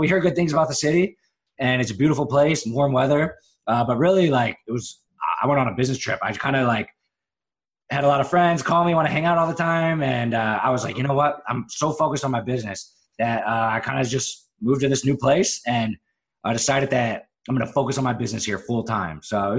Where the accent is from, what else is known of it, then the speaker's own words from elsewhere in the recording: Philadelphia, Pennsylvania, United States; also born or lived in Syracuse / Chicago; now in Charleston, United States; I lived in Syracuse, New York. I lived in Chicago for a couple of years. And then, I'm really pretty much from Philadelphia.